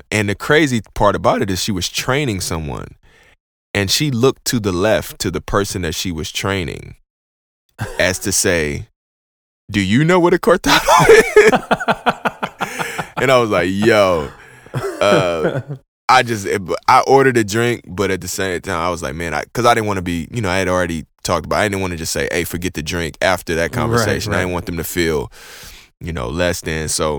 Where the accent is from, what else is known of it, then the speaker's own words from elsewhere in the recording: Houston, Texas, United States; I'm from Houston